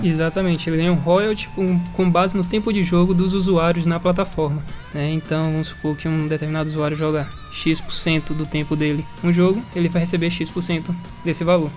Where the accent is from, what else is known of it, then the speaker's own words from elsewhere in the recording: Salvador, Bahia, Brazil; now in Ribeirão Preto, Brazil; um pouco do sotaque que vocês tenham notado diferente é porque nós não somos naturais de Ribeirão Preto, nós somos de Salvador